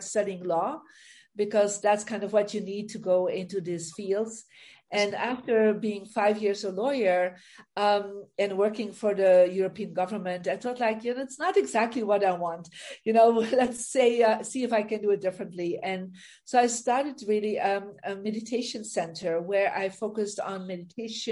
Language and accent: English; Belgium; moved away as an adult; now in United States; I'm originally from Belgium, and I actually moved about 20 years ago to America